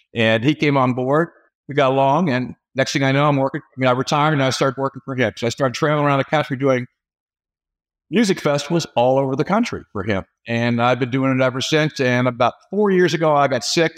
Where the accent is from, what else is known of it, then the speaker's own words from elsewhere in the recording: Cincinnati, Ohio, United States; moved away as an adult; also born or lived in Dallas, Texas / St. Louis, Missouri; now in Louisville, United States; I'm, I'm from Cincinnati originally.